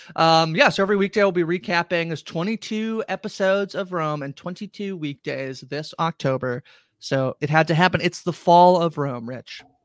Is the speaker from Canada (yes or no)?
yes; Canada; we're Canadian